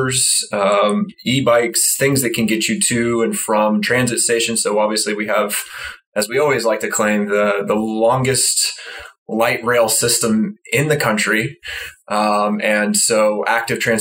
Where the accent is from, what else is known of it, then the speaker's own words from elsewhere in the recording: Mesquite, Texas, United States; also born or lived in Rockwall, Texas / Dallas, Texas; I say I'm from Dallas, but I grew up in Mesquite and then Rockwall.